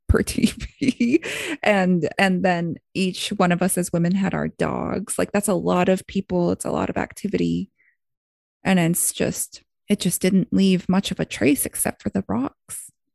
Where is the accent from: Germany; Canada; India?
Canada; Blood Tribe, Alberta; my hometown, Blood Tribe